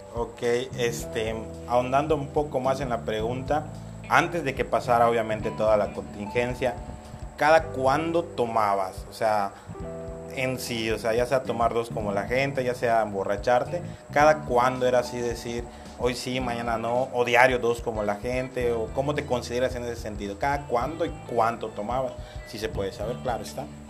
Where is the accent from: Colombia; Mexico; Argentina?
Mexico; Yucatán; como todo bien, buen yucateco, buen mexicano